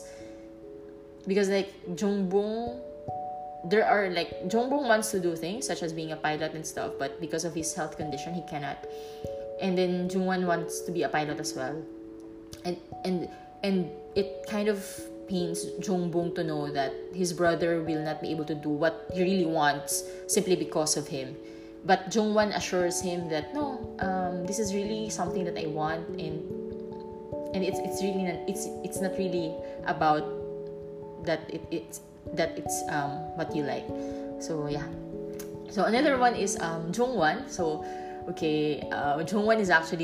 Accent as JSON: {"language": "English", "country": "Philippines", "moved": "as an adult", "said": "I'm from the Philippines"}